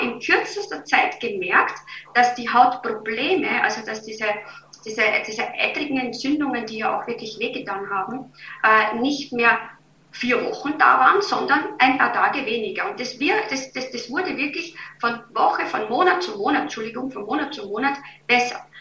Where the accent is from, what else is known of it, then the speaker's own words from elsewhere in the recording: Vienna, Austria; accent: Viennese dialect; moved away as an adult; now in Germany; Ich bin gebürtig aus Wien